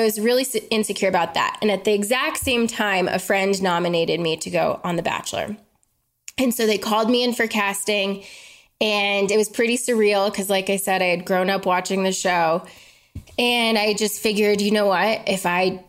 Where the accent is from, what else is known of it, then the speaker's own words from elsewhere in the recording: Colorado, United States; I'm from Colorado